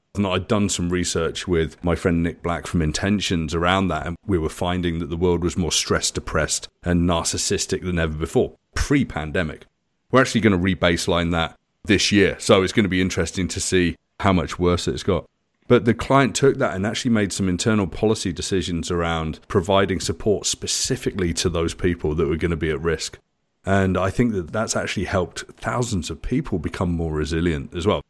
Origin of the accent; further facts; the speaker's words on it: United Kingdom; moved away as an adult; now in Canada; I'm British.